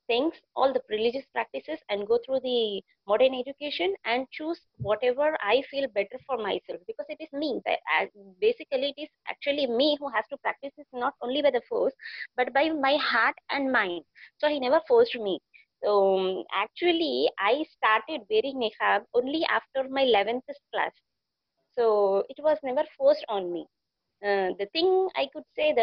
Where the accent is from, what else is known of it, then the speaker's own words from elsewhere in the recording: Telangana, India; I'm from Telangana, the south of India